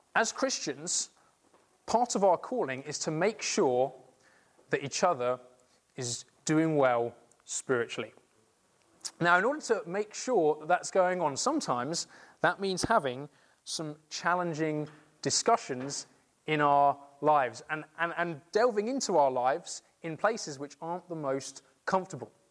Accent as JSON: {"language": "English", "region": "England", "country": "United Kingdom", "said": "being English"}